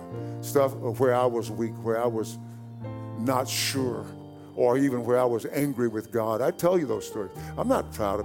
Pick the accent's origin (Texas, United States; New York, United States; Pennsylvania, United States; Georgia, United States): Texas, United States; East; growing up in East Texas.